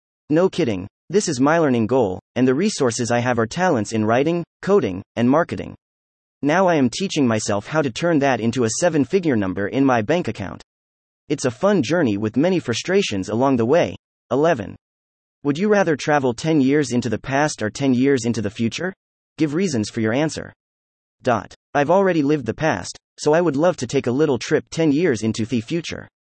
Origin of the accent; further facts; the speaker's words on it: Berlin, Germany; now in Athens, Greece; I grew up in Berlin, Germany, with an indoor water park just 5 minutes from my house.